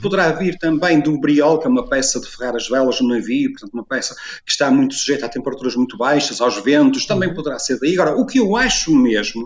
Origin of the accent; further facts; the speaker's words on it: Porto, Norte, Portugal; no Porto, onde eu cresci, eh, onde nasci e cresci